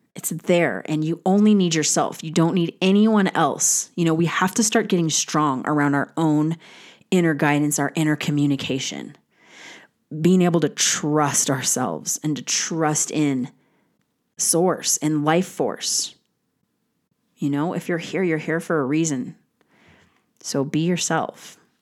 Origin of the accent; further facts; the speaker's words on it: United States; as an American